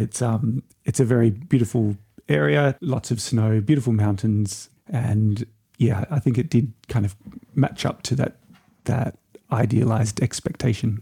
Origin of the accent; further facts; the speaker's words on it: Byron Bay, New South Wales, Australia; also born or lived in Brisbane / Germany / London; I was born in a little town called Byron Bay